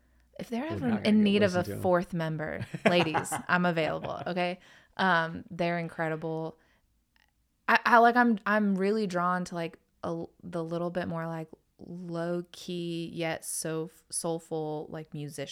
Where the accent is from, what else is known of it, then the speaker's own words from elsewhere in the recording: North Carolina, United States; But, man, I came from North Carolina.